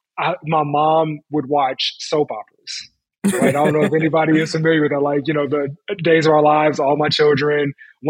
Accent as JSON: {"language": "English", "town": "Chicago", "region": "Illinois", "country": "United States", "tie": "born or raised there", "said": "I was born and raised in Chicago on the South Side"}